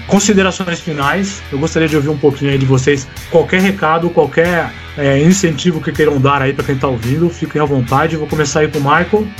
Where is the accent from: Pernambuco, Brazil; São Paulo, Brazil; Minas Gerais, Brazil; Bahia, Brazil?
São Paulo, Brazil; ABC; a gente é do ABC